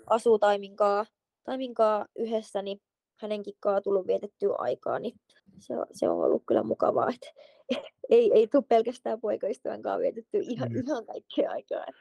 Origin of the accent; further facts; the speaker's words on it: Sipoo, Uusimaa, Finland; moved away as an adult; also born or lived in Helsinki; now in Switzerland; kun muutettiin Helsingistä Sipooseen, kun olin seitsemänvuotias